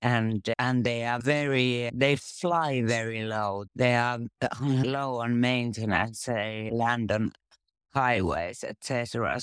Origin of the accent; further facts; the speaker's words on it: Finland; I'm from Finland